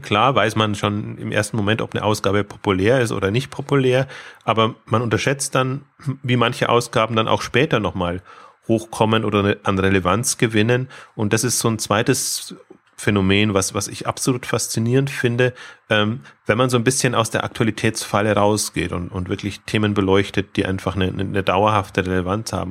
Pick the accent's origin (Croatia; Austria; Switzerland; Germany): Germany; Bavaria; ich komme jetzt äh, aus Bayern